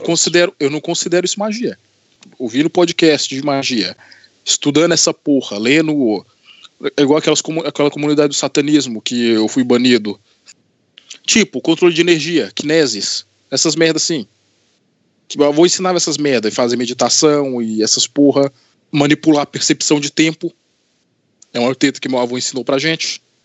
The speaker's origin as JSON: {"language": "Portuguese", "town": "Anápolis", "region": "Goiás", "country": "Brazil", "tie": "born or raised there", "also_born_or_lived": "Governador Valadares, Minas Gerais / Divinópolis, Minas Gerais", "said": "eu mudei para Anápolis, Goiás, para casa do meu avô."}